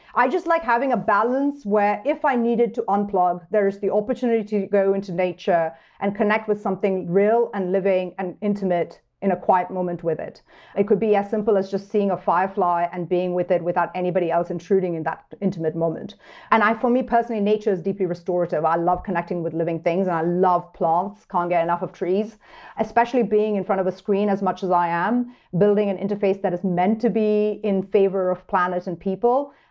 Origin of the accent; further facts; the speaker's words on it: New York, United States; moved away as an adult; now in Montana, United States; as a New Yorker